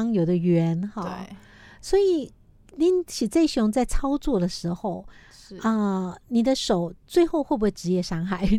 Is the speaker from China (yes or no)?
no; Taiwan; 我们台湾人现在很多女性哈，听到都会觉得哇。